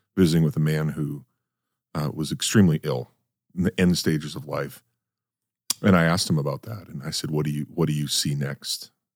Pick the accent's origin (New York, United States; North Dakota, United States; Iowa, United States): North Dakota, United States; moved away; I grew up in North Dakota